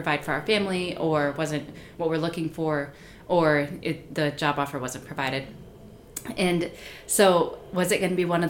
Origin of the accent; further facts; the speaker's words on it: Michigan, United States; moved away as an adult; also born or lived in Ohio; we were in Michigan, in my hometown